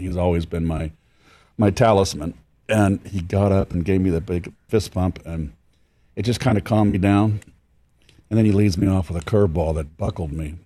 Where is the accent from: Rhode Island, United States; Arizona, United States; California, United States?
California, United States; San Francisco; I'm from San Francisco